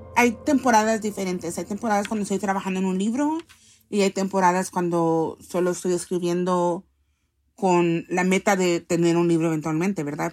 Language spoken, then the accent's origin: Spanish; Los Angeles, California, United States; also born or lived in El Salvador; He vivido toda mi vida acá en esta ciudad